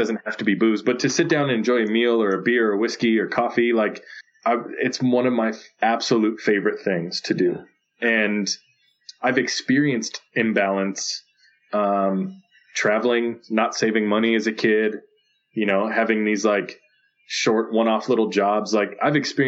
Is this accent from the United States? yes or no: yes; Phoenix, Arizona, United States; I grew up in West Phoenix